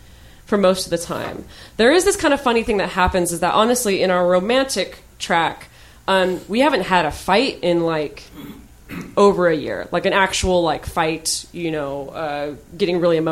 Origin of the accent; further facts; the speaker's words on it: United States; I'm speaking as an American